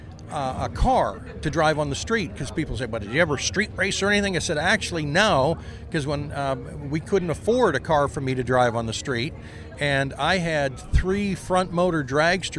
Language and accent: English; Ontario, Canada; I was born in Ontario, Canada